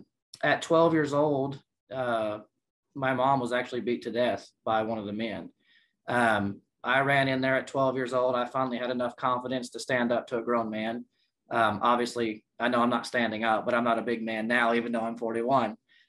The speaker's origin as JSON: {"language": "English", "town": "San Antonio", "region": "Texas", "country": "United States", "tie": "born there", "said": "So I was born in San Antonio, Texas."}